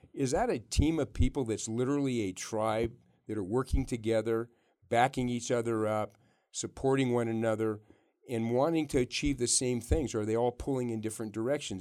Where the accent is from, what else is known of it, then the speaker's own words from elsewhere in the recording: Yerington, Nevada, United States; also born or lived in Reno, Nevada; I grew up in Yarrington